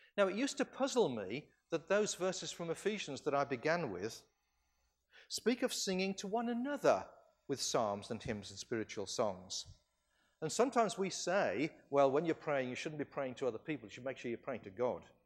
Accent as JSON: {"language": "English", "region": "California", "country": "United States", "said": "I come from California"}